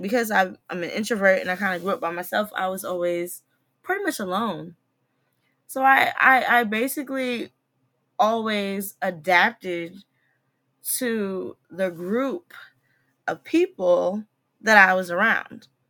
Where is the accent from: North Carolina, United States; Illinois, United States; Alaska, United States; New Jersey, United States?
New Jersey, United States; now in DMV (Washington, D.C. area), United States; I'm from Jersey